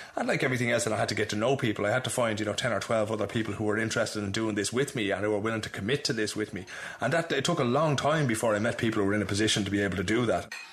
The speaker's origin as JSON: {"language": "English", "town": "Dublin", "region": "Leinster", "country": "Ireland", "tie": "born or raised there", "moved": "as an adult", "lives_now": "Sweden"}